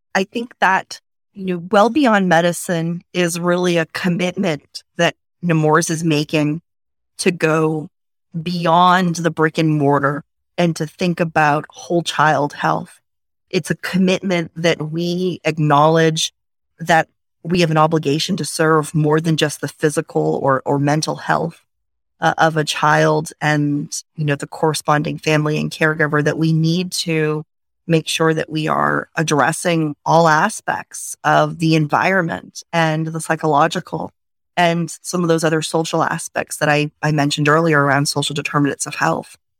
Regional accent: Maine, United States; moved away; also born or lived in Washington, District of Columbia, United States; I grew up in Maine, so came from a small town, a small community

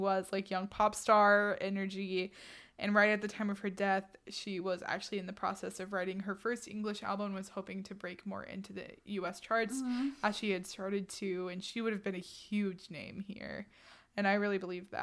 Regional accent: Texas, United States; we're both from Texas

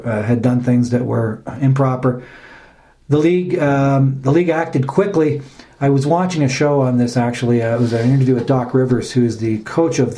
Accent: Ontario, Canada; we are Canadian, we are Ontarians

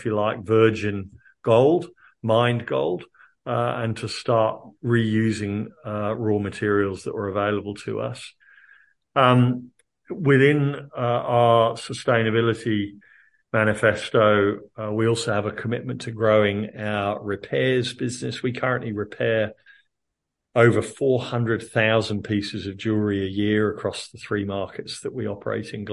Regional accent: United Kingdom; moved away as an adult; now in Australia; I'm obviously not originally Australian, I'm originally a Brit

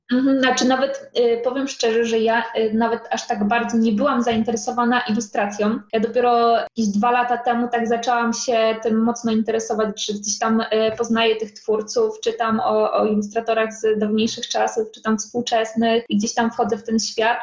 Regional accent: Poland; moved away as an adult; now in Łódź, Poland; nie jestem z Łodzi, bo ja chodzę z takiej mojej wioski 100 kilometrów i, i tak w sumie przyjechałam na studia

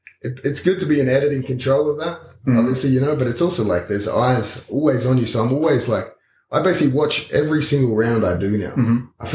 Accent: Australia; being an Australian

